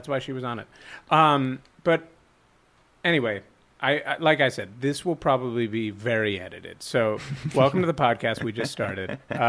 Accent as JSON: {"language": "English", "town": "Montreal", "region": "Quebec", "country": "Canada", "said": "Well, I grew up, my parents spoke French because I'm from Montreal, and my dad was born in Chicago, but his parents are from France."}